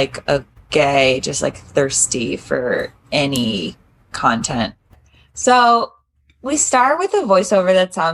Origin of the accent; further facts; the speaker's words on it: Georgia, United States; moved away; also born or lived in New Orleans, Louisiana; I'm from Georgia. and I went to school in New Orleans